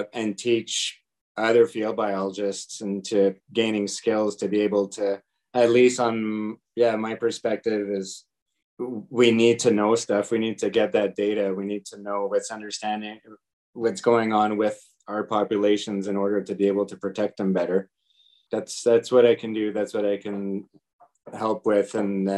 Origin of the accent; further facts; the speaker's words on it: Canada; I'm a Canadian wildlife biologist